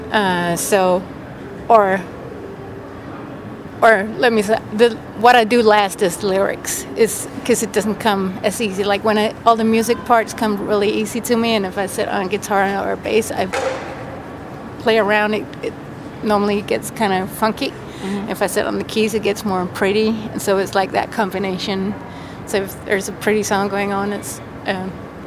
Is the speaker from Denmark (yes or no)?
yes; Denmark; I was from Denmark